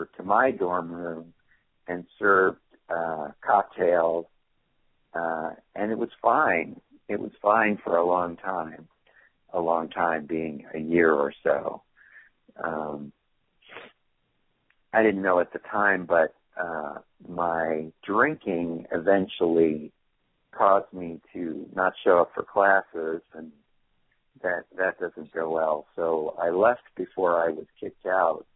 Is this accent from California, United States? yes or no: yes; California, United States; moved away as an adult; also born or lived in Oregon; I'm from California. I went away to college in Oregon